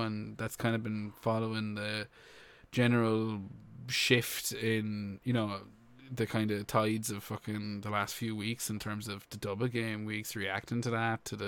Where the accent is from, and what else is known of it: Ireland